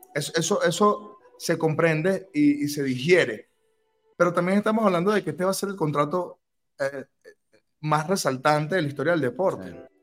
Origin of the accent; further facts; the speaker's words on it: Venezuela; nosotros como venezolanos